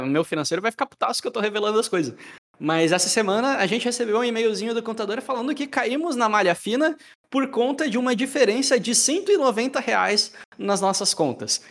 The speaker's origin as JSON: {"language": "Portuguese", "town": "Joinville", "region": "Santa Catarina", "country": "Brazil", "said": "eu sou de Joinville, Santa Catarina"}